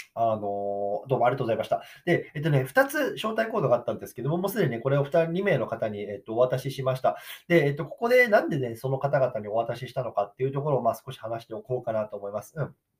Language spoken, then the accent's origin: Japanese; Japan; born or raised there; now in United States